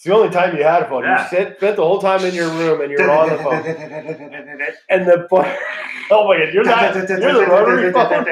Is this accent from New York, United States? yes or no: no; California, United States; I'm from California